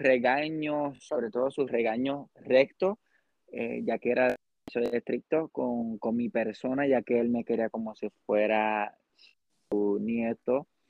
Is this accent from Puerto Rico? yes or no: yes; Puerto Rico; also born or lived in Arecibo, Puerto Rico / Lares, Puerto Rico; soy de Puerto Rico. Eh, nací en Arecibo, Puerto Rico, y luego en Lares, Puerto Rico